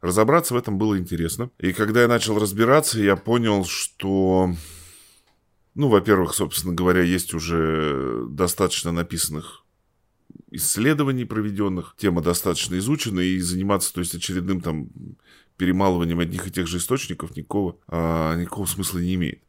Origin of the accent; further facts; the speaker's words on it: Tomsk, Tomsk Oblast, Russia; я родился в Томске, вырос, я, собственно говоря, вся моя жизнь здесь прошла